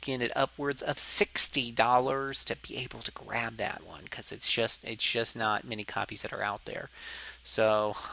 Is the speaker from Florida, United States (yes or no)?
yes; Florida, United States; accent: southern; I am from the south, but for some reason people don't consider Florida the south